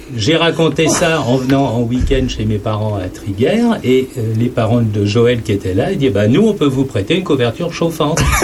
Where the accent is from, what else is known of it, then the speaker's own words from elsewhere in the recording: Saint-Germain-en-Laye, Île-de-France, France; moved away; moi, je suis originaire bah, de la région parisienne